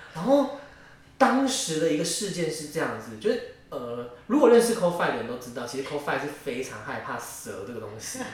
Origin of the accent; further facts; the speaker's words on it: Taiwan; also born or lived in Yilan; 我家其实就住在义民庙附近，客家人，我是客家人